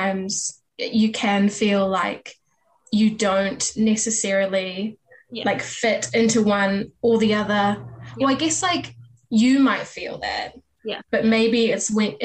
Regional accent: New Zealand; I am half Chinese, half English, but born and bred in New Zealand, lived here my whole life

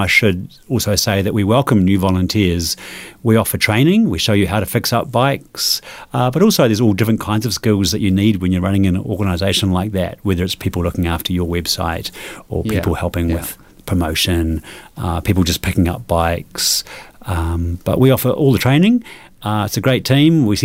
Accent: Nelson, New Zealand; moved away; also born or lived in a big city up north (New Zealand); I grew up in Nelson as a kid, cycling everywhere

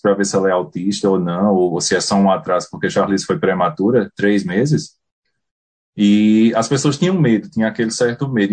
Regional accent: Puxinanã, Paraíba, Brazil; moved away as an adult; also born or lived in Campina Grande, Brazil; now in New Zealand; Eu sou natural de Puxinanã, uma cidade pequena no, no interior da Paraíba

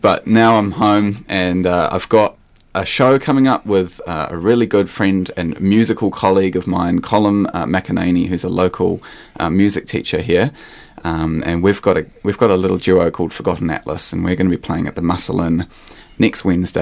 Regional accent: Wellington, New Zealand; moved away as an adult; now in Golden Bay, New Zealand; I didn't grow up here, but I've sort of been living here for the past 4 or 5 or 6 years on and off. And I grew up in Wellington

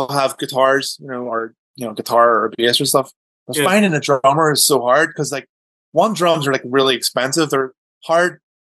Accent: Downpatrick, Northern Ireland, United Kingdom; we grew up in Northern Ireland, and my dad moved jobs. So he moved from, like, one town, like one village to, like, another town, Downpatrick

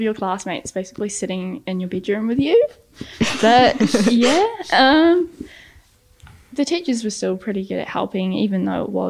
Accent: Levin, Manawatū-Whanganui, New Zealand; I'm from Levin.

